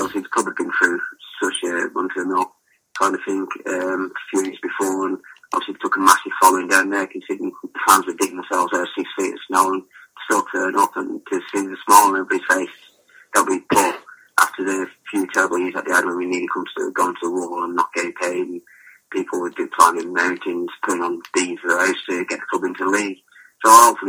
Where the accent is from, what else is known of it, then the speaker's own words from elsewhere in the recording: Walsall, West Midlands, United Kingdom; I was fortunate enough to play for my hometown club, the club I support as a kid growing up